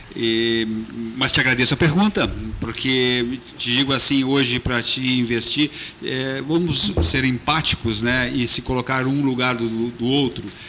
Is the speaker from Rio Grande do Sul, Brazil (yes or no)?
yes; Fernando Osório, Rio Grande do Sul, Brazil; sou natural da Fernando Osório